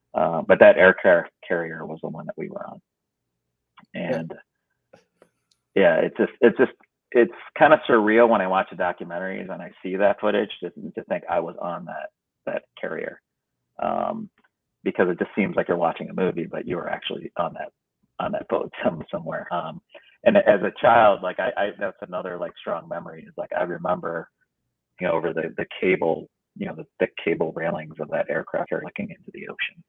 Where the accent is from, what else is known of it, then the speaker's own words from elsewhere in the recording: United States; also born or lived in Vietnam; growing up in America